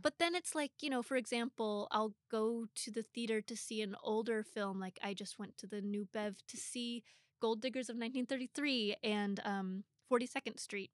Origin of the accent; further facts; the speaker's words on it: Portland, Oregon, United States; moved away as an adult; now in Los Angeles, United States; I'm from Portland, I, I grew up there